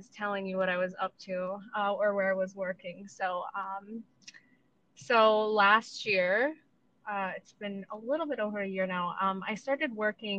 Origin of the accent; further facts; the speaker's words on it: Chicago, Illinois, United States; I am from Chicago, and I've known Pete since high school